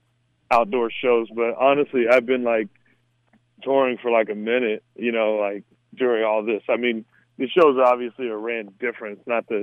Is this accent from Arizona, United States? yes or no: yes; Mesa, Arizona, United States; I mean, so you got to create your own fun, you know. So, because, I mean, it's the desert.